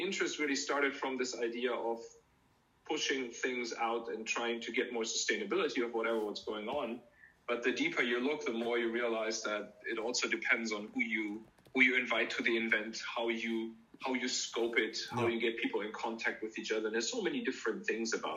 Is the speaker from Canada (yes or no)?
no; Germany; moved away as an adult; also born or lived in Pittsburgh, United States / Tartu, Estonia; I'm originally from Germany